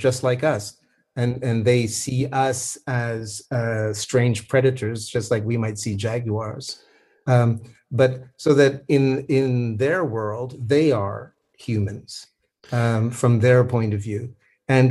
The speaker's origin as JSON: {"language": "English", "country": "Canada", "said": "I am a Canadian"}